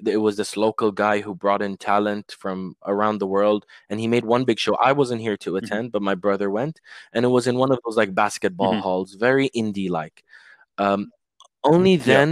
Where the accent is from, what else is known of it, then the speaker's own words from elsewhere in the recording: Dubai, United Arab Emirates; also born or lived in London; somewhere in my hometown